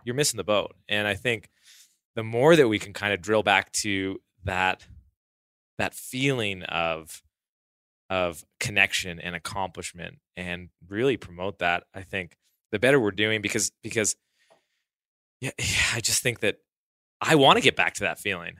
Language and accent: English; Southern Alberta, Canada; I grew up in Southern Alberta.